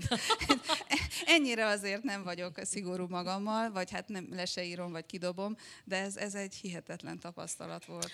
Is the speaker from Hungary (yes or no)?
no; Cluj-Napoca, Cluj County, Romania; now in Berlin, Germany; egy olyan többnyelvű környezetben nőttem fel, ahol az utcán ugye főleg románul beszéltek, Kolozsváron